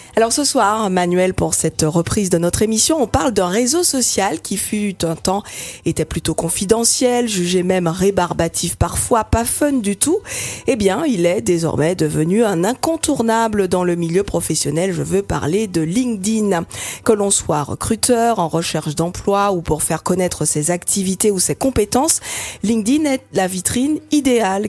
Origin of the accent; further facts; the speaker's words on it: Martinique; chez nous en Martinique